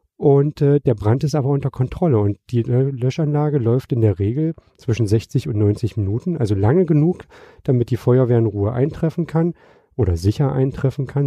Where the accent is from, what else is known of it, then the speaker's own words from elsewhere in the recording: Magdeburg, Saxony-Anhalt, Germany; moved away; also born or lived in Hamburg; meine Heimatstadt, das wäre Magdeburg